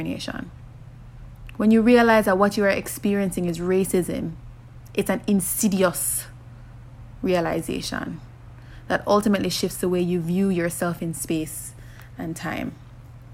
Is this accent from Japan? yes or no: no; Jamaica; I grew up in Jamaica in one of those close-knit families